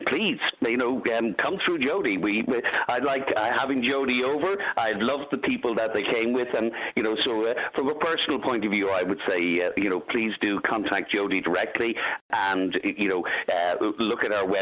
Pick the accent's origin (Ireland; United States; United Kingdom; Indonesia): Ireland; Dublin, Leinster; I'm from Dublin